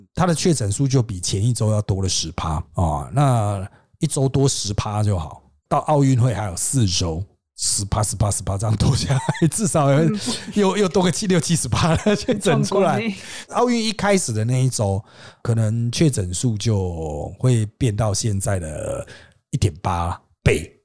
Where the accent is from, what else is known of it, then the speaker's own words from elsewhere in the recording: Taiwan; 我们小的时候在台湾